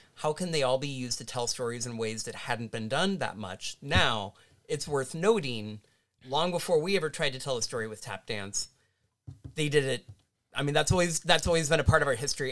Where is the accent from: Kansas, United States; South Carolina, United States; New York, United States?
Kansas, United States; now in Illinois, United States; my home state is Kansas